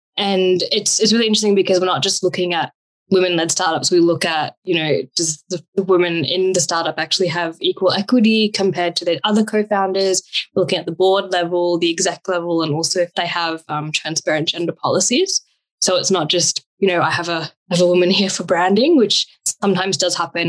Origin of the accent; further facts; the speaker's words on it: New Zealand; also born or lived in Australia; now in Sydney, Australia; I've been born and brought up in New Zealand